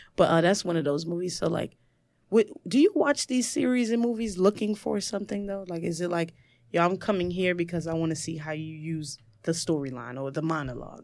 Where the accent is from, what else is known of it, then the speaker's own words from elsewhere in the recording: New York City, New York, United States; I'm from the projects. I'm from Marcy Projects. It's a three-bedroom. There was about ten of us in, in my mom's bedroom